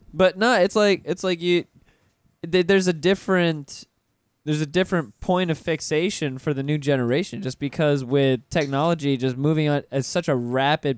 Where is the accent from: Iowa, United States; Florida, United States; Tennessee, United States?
Florida, United States; Pensacola; growing up in Pensacola, you know, I was right next to Alabama